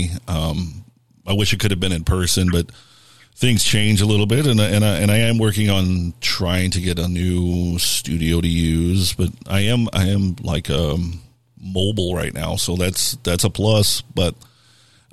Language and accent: English; Arnold, Missouri, United States; I grew up in Arnold and Jeffco